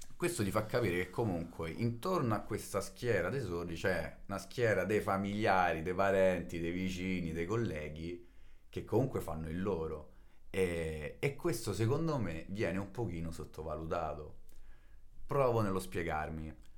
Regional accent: Rome, Lazio, Italy; first language Italian Sign Language; vengo da Roma

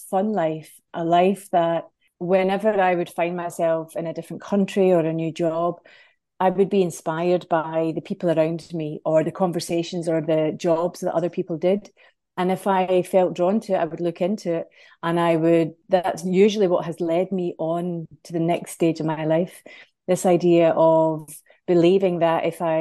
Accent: Scotland, United Kingdom; moved away as an adult; now in Ireland; So I live here in Ireland, but I'm from Scotland.

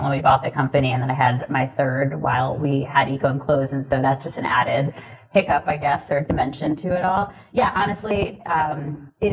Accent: New Jersey, United States; I grew up in New Jersey to immigrant parents from India

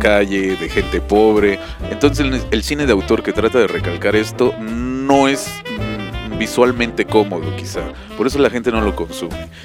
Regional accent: Mexico; nosotros como mexicanos

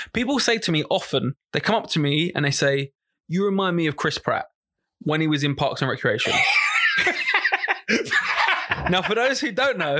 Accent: London, United Kingdom; now in Norwich, United Kingdom; No, I would say... I'm from London, but live in Norwich.

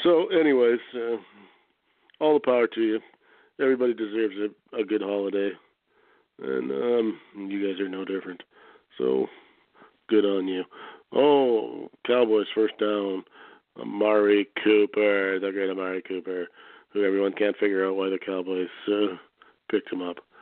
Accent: Canada; I'm from Canada

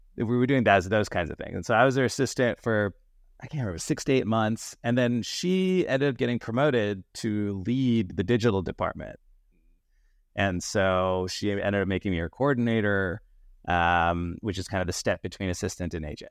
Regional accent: Danville, California, United States; also born or lived in Yale; I grew up in a small town uh, in the East Bay Area called Danville

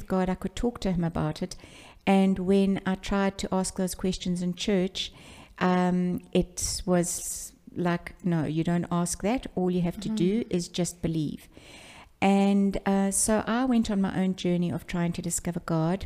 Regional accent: Pietermaritzburg, KwaZulu-Natal, South Africa; I was born in Pietermaritzburg, and that's in KwaZulu-Natal

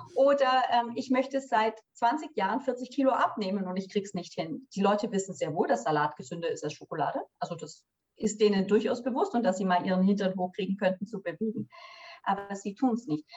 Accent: Swabia, Germany; moved away as an adult; ich bin eine gebürtige Schwäbin

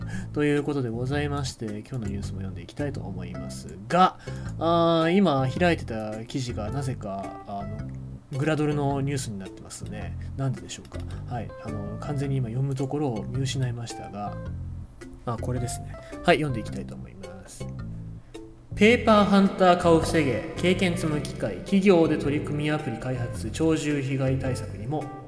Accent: Fukuoka / Kitakyushu, Japan; 地元の福岡とか北九州

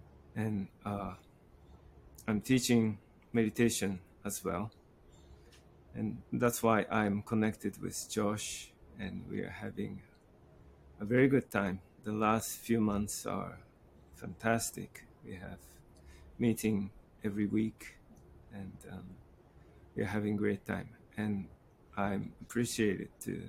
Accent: Japan; also born or lived in Morocco / United Kingdom / France / United States; I'm from Japan. I was born in Morocco and moving around in UK and France, United States, different countries. And I settled down in Kyoto for a while

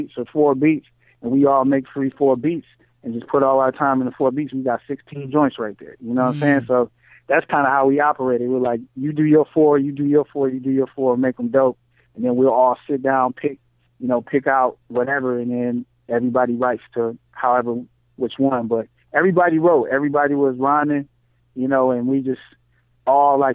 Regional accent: Ypsilanti, Ann Arbor area, Michigan, United States; we came from the Ypsilanti, Ann Arbor area. And, like, in Michigan

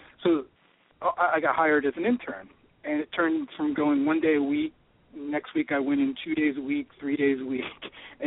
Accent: northern New Jersey, United States; moved away as an adult; also born or lived in Baltimore; I grew up in New Jersey, and my grandfather and father, they grew up going to Ebbets Field

